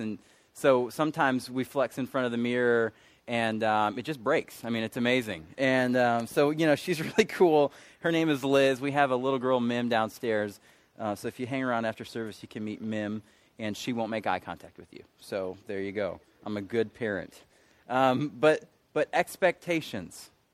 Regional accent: Michigan, United States; moved away as an adult; now in Charlotte, United States; I'm from Michigan

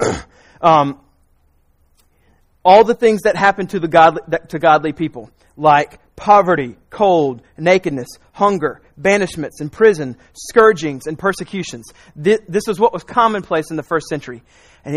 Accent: South Carolina, United States; also born or lived in Raleigh, North Carolina; I grew up in South Carolina

